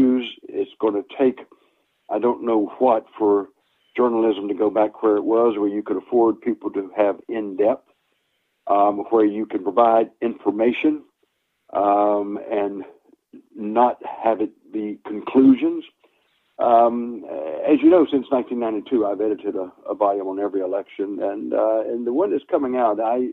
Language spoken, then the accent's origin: English; Boone, North Carolina, United States; moved away as an adult; also born or lived in Midwest / Chicago, Illinois / Rockford, Illinois; now in Virginia, United States; I'm a hillbilly from Boone, North Carolina